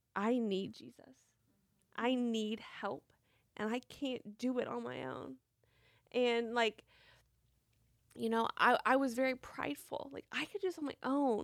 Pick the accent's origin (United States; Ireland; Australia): United States; Franklin, Tennessee; I was born and raised in Franklin, Tennessee